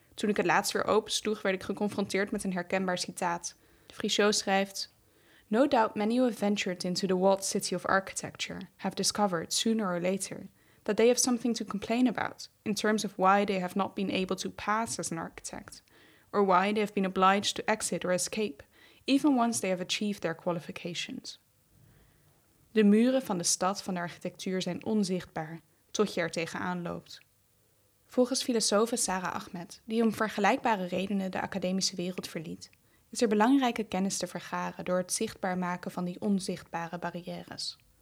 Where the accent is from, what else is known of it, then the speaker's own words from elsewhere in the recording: Wageningen, Gelderland, Netherlands; in Wageningen, de stad waar ik opgroeide